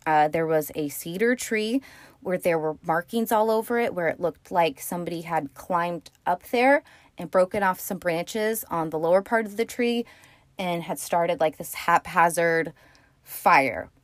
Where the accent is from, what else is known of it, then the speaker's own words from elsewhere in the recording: California, United States; I am from California